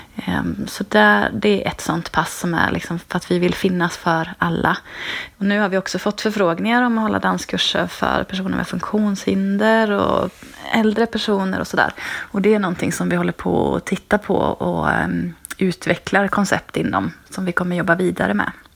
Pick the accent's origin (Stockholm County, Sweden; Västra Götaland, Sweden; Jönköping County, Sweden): Västra Götaland, Sweden; Trollhättan; moved away as an adult; also born or lived in Dalarna; now in Kalmar, Sweden; Jag är född i Dalarna, uppvuxen i Trollhättan